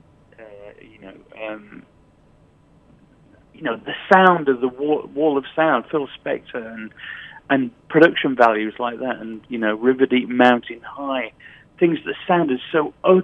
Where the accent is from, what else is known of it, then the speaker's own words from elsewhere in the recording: Sheffield, Yorkshire and the Humber, United Kingdom; I grew up in Sheffield in the north of England